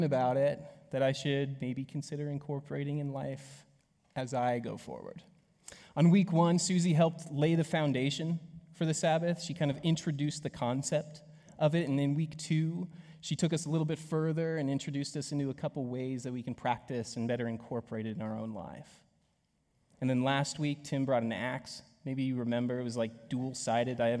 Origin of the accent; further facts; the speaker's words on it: United States; how I was raised here in the States